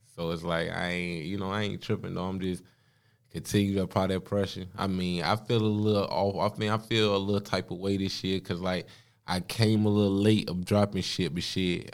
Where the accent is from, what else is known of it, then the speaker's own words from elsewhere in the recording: Danville, Virginia, United States; now in Charlotte, United States; I'm from Danville, B A. Like, I mean, I live up here in Charlotte